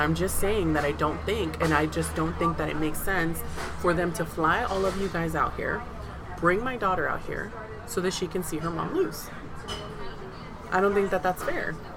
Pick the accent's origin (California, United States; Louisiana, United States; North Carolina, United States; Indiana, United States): California, United States; San Diego; was I born and raised in San Diego? Absolutely. Is my family from Mazatlan, Sinaloa? Absolutely